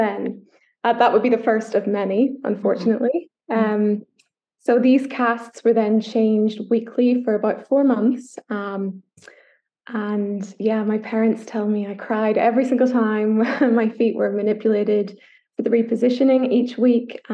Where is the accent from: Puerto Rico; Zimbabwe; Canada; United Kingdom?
United Kingdom; Northern Ireland; I don't know if the accent gives it away, but I'm from Ireland. I was born in Northern Ireland